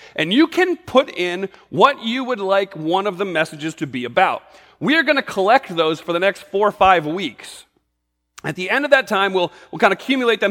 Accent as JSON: {"language": "English", "region": "New England", "country": "United States", "tie": "born or raised there", "said": "I grew up in New England"}